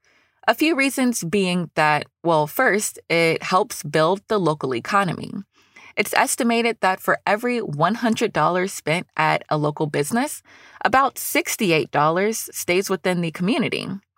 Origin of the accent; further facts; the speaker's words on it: Newnan, Georgia, United States; I'm having a conversation with the owner of a shop in my hometown of Noonan, Georgia.